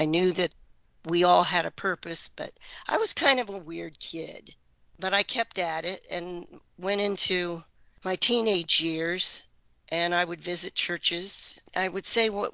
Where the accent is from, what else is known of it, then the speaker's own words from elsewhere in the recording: Oxford, Ohio, United States; also born or lived in Middletown, Ohio; when I was 6 or 7 moved to Oxford, which is more near Indiana, home of Miami University. And that was a great place to grow up.